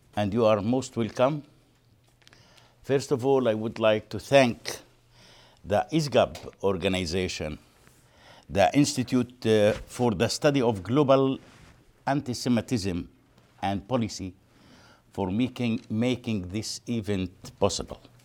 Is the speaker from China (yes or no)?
no; Palestine; also born or lived in Jericho; I am a Palestinian